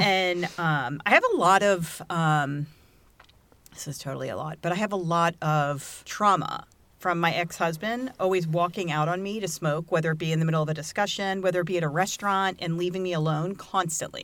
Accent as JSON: {"language": "English", "town": "Virginia Beach", "region": "Virginia", "country": "United States", "tie": "born or raised there", "said": "I grew up in Virginia Beach"}